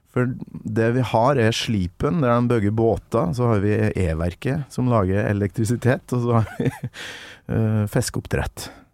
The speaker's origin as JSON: {"language": "Norwegian", "town": "Kolvereid", "region": "Trøndelag", "country": "Norway", "said": "Kolvereid, der jeg kommer fra."}